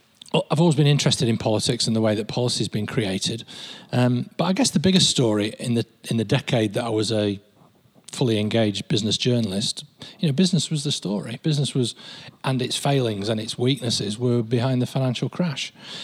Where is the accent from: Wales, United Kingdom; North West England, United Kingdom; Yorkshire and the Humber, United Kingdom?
North West England, United Kingdom; Lancashire; moved away as an adult; also born or lived in Australia / Bristol / London; now in Manchester, United Kingdom; I'm an outsider, but I feel Mancunian, yeah? Because I'm originally from Lancashire.